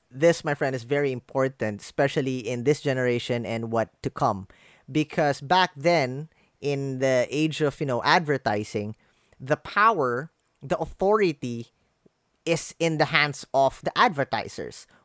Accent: Philippines; English is a second language; my fellow Filipinos

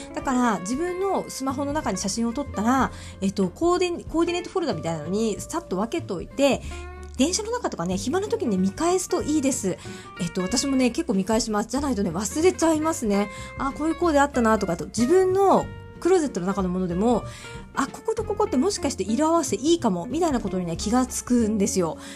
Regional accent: Miyazaki, Japan; 同郷のね、宮崎出身なんですけど

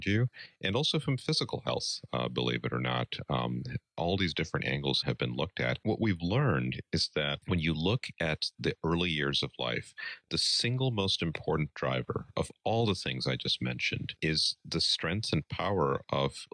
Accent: New York City, New York, United States; also born or lived in East Coast / Midwest; now in Madison, United States; I grew up out east in New York City

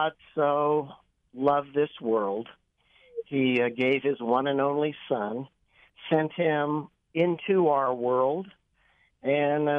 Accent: Kansas City, United States; now in Weston, United States; I grew up in Kansas City

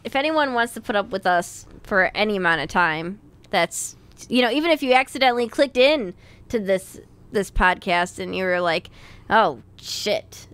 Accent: Chicago, Illinois, United States; a couple of schmucks from Chicago

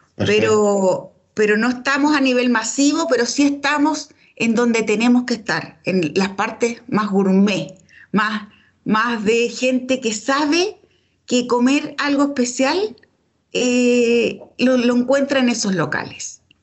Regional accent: Chile; Nosotros eh, como, chilenos

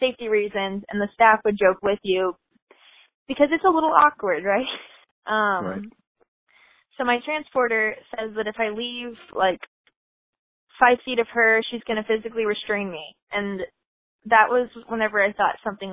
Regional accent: Texas, United States; I'm from Texas

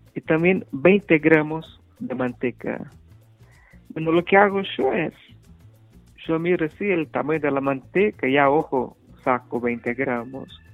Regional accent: Minas Gerais, Brazil; Spanish is a second language; moved away as an adult; yo soy de Minas Gerais

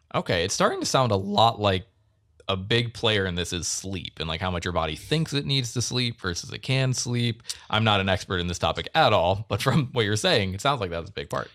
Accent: Akron, Ohio, United States; now in Michigan, United States; I'm from, like, the Akron area, so it's kind of, like, northeast

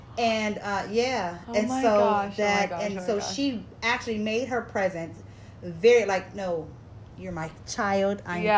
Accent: California, United States; I was born and raised in California.

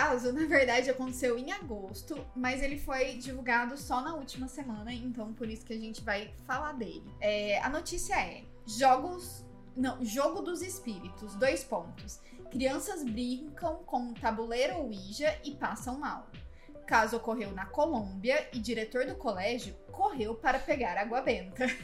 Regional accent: Brazil; no Brasil, né, como brasileiro

